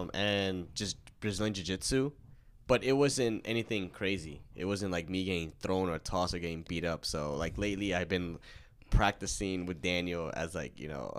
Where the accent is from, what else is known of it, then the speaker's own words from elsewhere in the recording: Pakistan; you're Pakistani, I'm Pakistani.